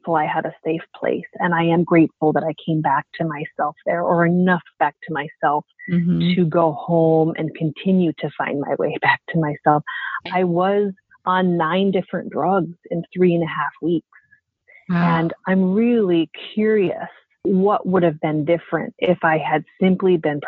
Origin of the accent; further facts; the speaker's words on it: Montana, United States; I've done 7 shows in my hometown in Montana